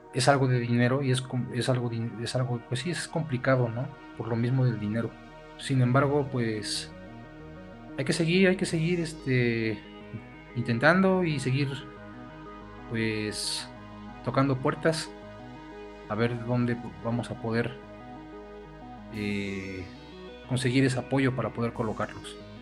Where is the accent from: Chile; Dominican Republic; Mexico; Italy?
Mexico; Perote, Veracruz; nosotros como peroteños y como veracruzanos y como mexicanos también